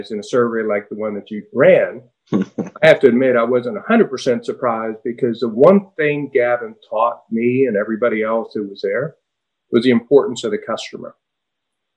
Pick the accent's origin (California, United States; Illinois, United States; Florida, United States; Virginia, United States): Florida, United States; Miami; also born or lived in Cuba; So I was about 8 years old, and they took us out of there and moved us to Miami. And so I actually grew up in what is now South Beach